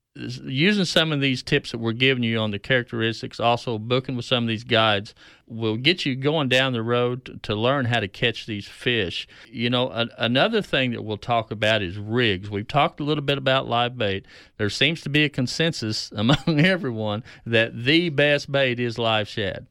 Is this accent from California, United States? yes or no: no; Keystone Lake, northeastern Oklahoma, United States; growing up on Keystone